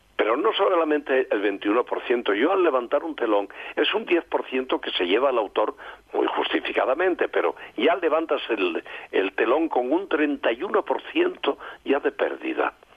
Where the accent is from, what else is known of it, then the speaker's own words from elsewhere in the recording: Gijón, Asturias, Spain; moved away; Es parte de mi Gijón del alma, de mi Asturias del alma, porque yo soy, ante todo, soy asturiano